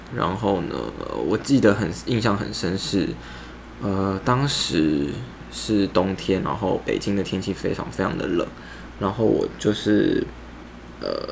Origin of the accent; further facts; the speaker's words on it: Taiwan; 我是台湾人